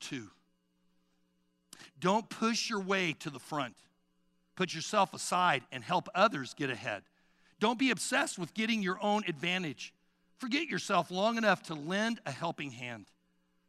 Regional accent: Sugar Creek, Missouri, United States; I grew up in Sugar Creek, Missouri

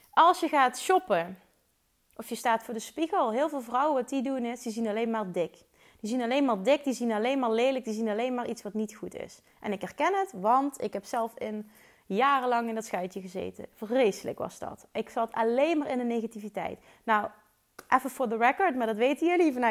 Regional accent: Limburg, Netherlands; Ik kom uit Limburg, maar ze waarschijnlijk vinden waarschijnlijk mijn accent wel super stom.

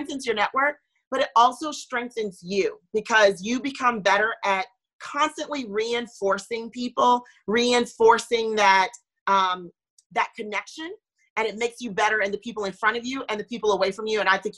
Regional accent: Florida, United States; also born or lived in North Carolina; I was born in North Carolina and moved to Florida. And so I didn't grow up with my immediate family, that extended family around.

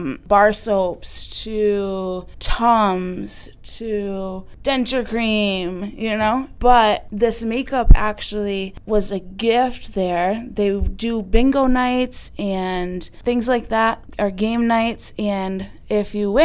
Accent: Mount Holly, Vermont, United States; now in Massachusetts, United States; I'm actually from Vermont, Mount Holly, Vermont. And honestly, drugs brought me to Massachusetts, and I haven't left.

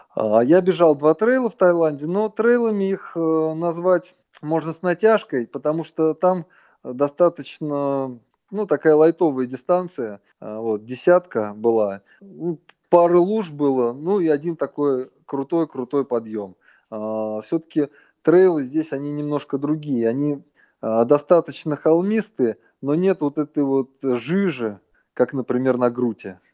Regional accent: Russia; moved away as an adult; now in Thailand; я родился в России

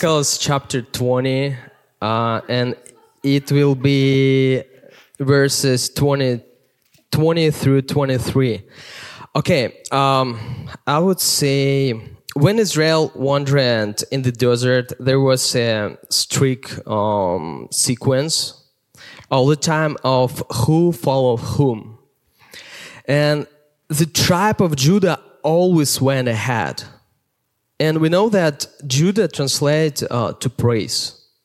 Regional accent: Siberia, Russia; English is a second language; now in Minnesota, United States; I grew up in Russia, Siberia, coldest place in the world.

